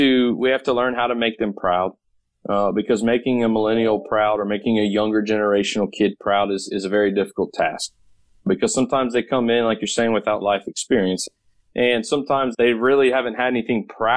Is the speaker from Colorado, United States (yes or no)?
no; Katy, Texas, United States; also born or lived in Louisiana; when I was 15 years old in my hometown of Katy, Texas